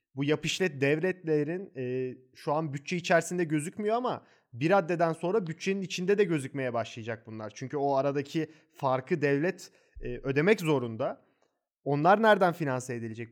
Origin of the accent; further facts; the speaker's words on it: Istanbul, Turkey; Ben doğma büyüme İstanbullu biriyim